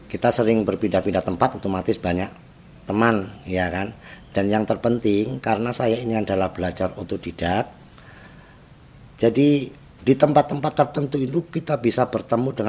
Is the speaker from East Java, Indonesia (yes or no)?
yes; Jombang, East Java, Indonesia; born there; Saya asli kelahiran sini Jombang sini. Asli.